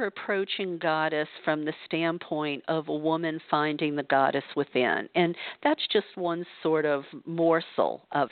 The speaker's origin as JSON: {"language": "English", "town": "New Orleans", "region": "Louisiana", "country": "United States", "tie": "born or raised there", "moved": "as an adult", "lives_now": "California, United States", "said": "I grew up in the Bible Belt in New Orleans, Louisiana"}